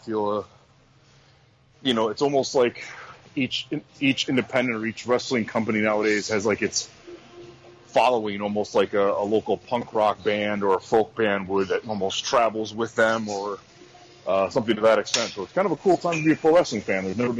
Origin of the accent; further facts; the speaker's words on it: Midwest, United States; You know, I appreciate kind of growing up in the Midwest here.